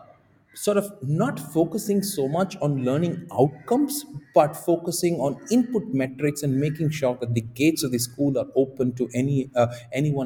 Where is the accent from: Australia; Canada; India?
India; Tamil Nadu; my home state of Tamil Nadu